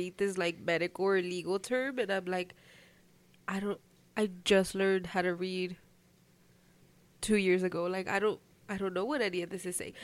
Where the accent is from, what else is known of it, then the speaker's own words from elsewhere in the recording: United States; growing up here